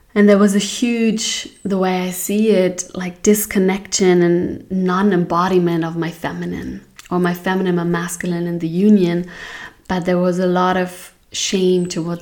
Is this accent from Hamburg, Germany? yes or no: yes; Hamburg, Germany; now in Portugal; I was born in Hamburg, in a beautiful town, city in Germany